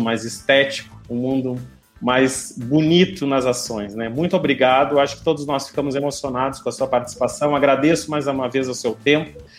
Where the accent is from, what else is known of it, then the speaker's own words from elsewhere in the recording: Rio Grande do Sul, Brazil; moved away as an adult; now in Pernambuco, Brazil; Eu estou em Pernambuco, eu sou gaúcho, mas já estou há. Vai fazer 13 anos que eu já estou na Universidade Federal de Pernambuco